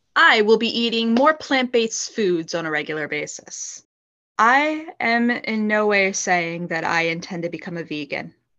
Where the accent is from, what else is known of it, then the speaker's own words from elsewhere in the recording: Philadelphia, Pennsylvania, United States; I grew up in Philadelphia, Pennsylvania, but I now live outside of the city